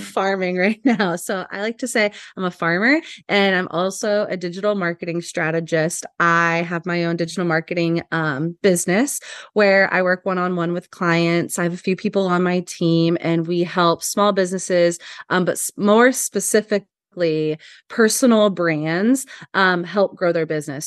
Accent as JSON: {"language": "English", "town": "Hanover", "region": "Kansas", "country": "United States", "tie": "born or raised there", "also_born_or_lived": "Los Angeles, California", "moved": "as an adult", "lives_now": "Lincoln, United States", "said": "I'm originally from Kansas"}